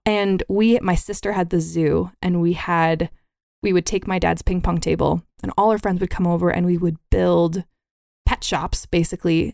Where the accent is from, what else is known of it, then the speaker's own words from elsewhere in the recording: Billings, Montana, United States; also born or lived in San Diego; I was born in San Diego and moved to Billings, Montana on my first birthday.